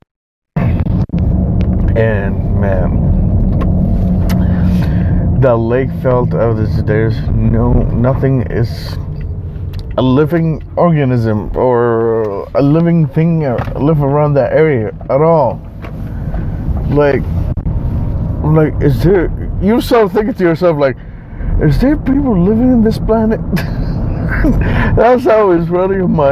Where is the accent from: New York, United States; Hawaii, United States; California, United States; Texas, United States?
California, United States; Bay Area; we're from the Bay Area